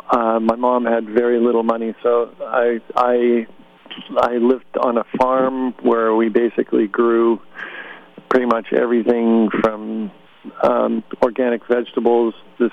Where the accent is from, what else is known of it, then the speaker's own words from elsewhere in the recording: Utah, United States; born there; also born or lived in West Vancouver, Canada; And in high school, I went to high school in West Vancouver, Canada. I was born in Utah, and my dad developed Park City, Utah, as a ski area.